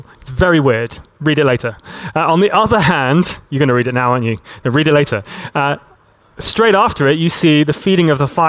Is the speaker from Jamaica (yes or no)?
no; Hong Kong; I grew up in Hong Kong, and in Hong Kong, about once every year, we would get a big typhoon that would come through the territory.